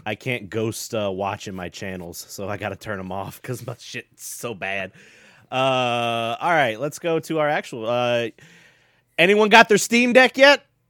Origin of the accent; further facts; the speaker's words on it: the South, United States; I was born in the South